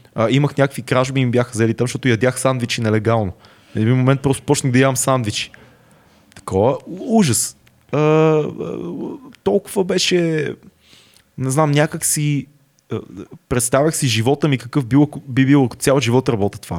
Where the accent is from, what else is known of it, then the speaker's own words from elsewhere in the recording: Sofia, Sofia City, Bulgaria; съм си от София и не съм плащал квартира